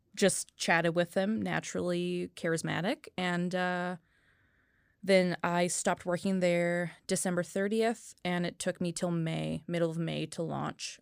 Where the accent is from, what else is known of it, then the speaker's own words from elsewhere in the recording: North Vancouver, British Columbia, Canada; also born or lived in Kamloops; I'm actually originally from North Vancouver